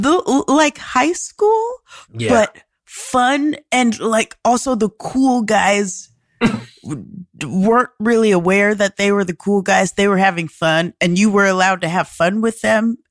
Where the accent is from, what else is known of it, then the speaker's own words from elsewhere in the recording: Omaha, Nebraska, United States; moved away; also born or lived in Chicago / Amsterdam / Denver / Los Angeles; I grew up in Omaha, Nebraska, and then I moved to Chicago to learn how to improvise.